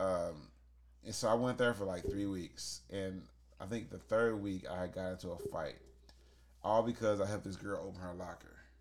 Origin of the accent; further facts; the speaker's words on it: St. Louis, Missouri, United States; I grew up in St. Louis City schools